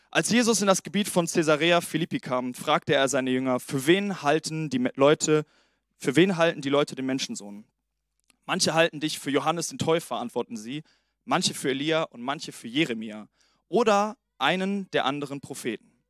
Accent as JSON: {"language": "German", "country": "Italy", "said": "Und ähm, genau, bevor wir starten, auch nochmal ich bin Italiener."}